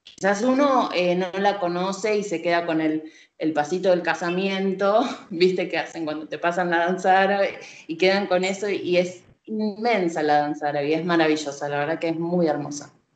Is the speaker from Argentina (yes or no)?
yes; Argentina; Soy argentina